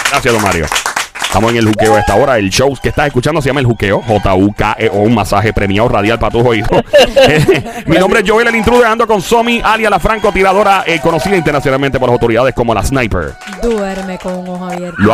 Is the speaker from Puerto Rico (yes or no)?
yes; Carolina, Puerto Rico; Yo soy de Carolina.